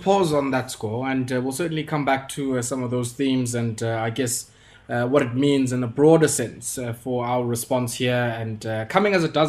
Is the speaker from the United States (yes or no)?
no; South Africa; as somebody who has worked in this space as a South African, on our universal treatment program as a country